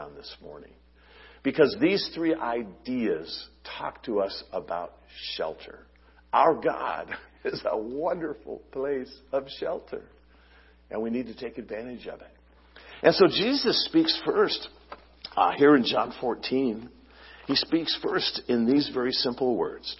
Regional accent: Long Beach, California, United States; my home where I grew up in Long Beach

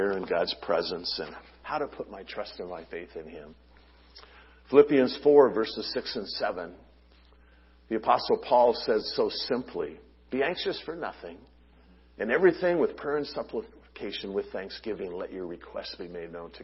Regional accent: Long Beach, California, United States; my home where I grew up in Long Beach

